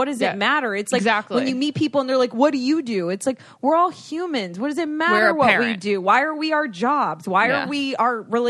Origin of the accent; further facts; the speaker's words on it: Florida, United States; I grew up in Florida.